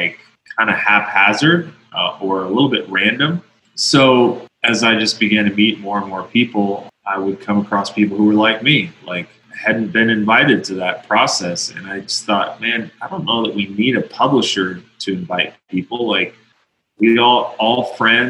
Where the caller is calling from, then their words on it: Colorado Springs, Colorado, United States; I'm calling in from Colorado Springs, Colorado